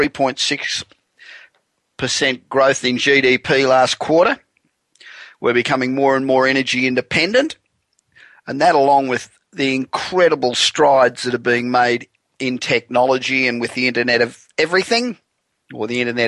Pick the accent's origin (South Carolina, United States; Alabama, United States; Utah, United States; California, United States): California, United States; Los Angeles; And I'm broadcasting from my hometown of Los Angeles, where it is cold.